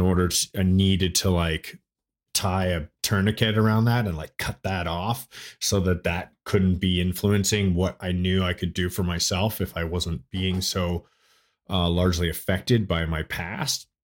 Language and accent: English; Toronto, Ontario, Canada; moved away as an adult; now in United States; I grew up in, uh, Toronto, Ontario. uh, Canada. So I was born there in Toronto, and I lived the first twenty-three years of my life in Toronto